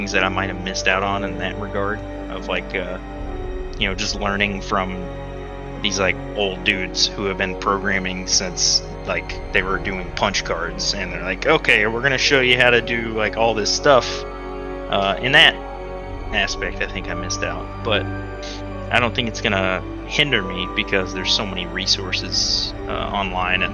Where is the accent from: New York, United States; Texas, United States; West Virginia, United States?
Texas, United States; moved away; I was from Texas